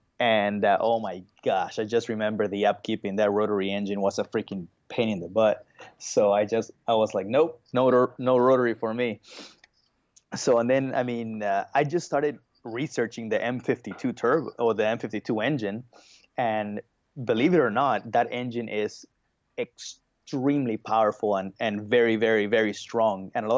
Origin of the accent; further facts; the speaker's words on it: Bolivia; also born or lived in Brazil; I was born in Brazil, but I was raised in Bolivia. So, and in Bolivia, motocross is pretty huge.